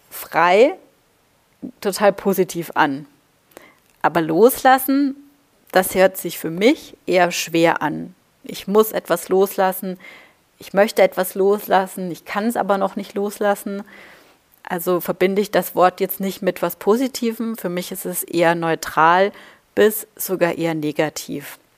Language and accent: German; Baden-Württemberg, Germany; also born or lived in Bavaria; Da da bin ich in Baden-Württemberg und Bayern groß geworden